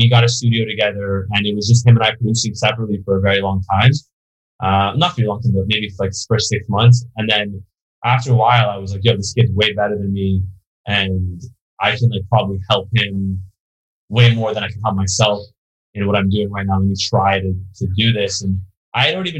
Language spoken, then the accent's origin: English; Beverly Hills, California, United States; also born or lived in New York; I was born in New York, but I grew up in Beverly Hills